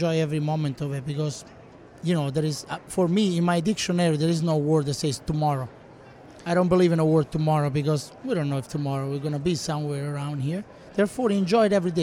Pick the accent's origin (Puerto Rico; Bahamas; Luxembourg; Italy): Italy; Rome, Lazio; moved away as an adult; also born or lived in Gaeta, Italy; now in United States; In Italy, I'm from Rome, born and raised. Then I moved to Gaeta, south of Rome